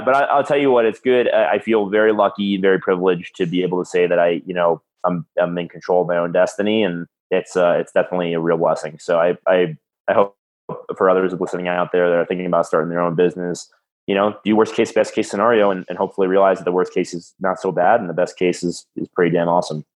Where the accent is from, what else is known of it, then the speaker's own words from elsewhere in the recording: South Florida, United States; now in Colorado, United States; I'm from South Florida